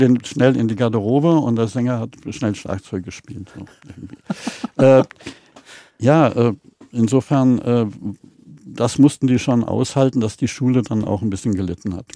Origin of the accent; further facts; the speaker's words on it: Schlierbach, Hesse, Germany; Meine Eltern hatten ein Hotel mhm. und da waren zwei Kinos, eine am Hotel und einen noch weiter weg in Steinau. Das ist Schlierbach bei Wächtersbach oben mhm. im Vogelsberg